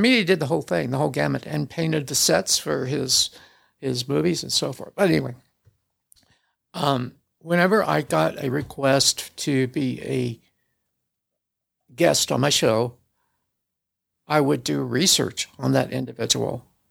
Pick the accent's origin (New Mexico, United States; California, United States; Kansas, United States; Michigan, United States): Kansas, United States; small town south of Kansas City, United States; moved away as an adult; now in Salt Lake City, United States; I was born in a small town south of Kansas City